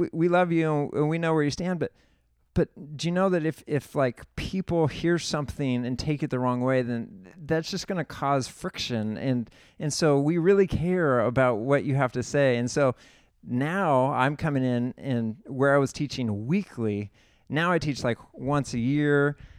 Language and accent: English; San Luis Obispo, California, United States; I'm from the San Luis Obispo area. I went to Atascadero High School.